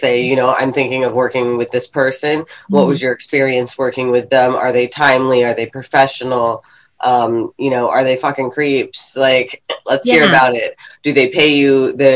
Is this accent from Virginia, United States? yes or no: yes; Fredericksburg, Virginia, United States; I grew up near DC and near Northern Virginia where all the Asians are, but I was actually like 45 minutes south in Fredericksburg, Virginia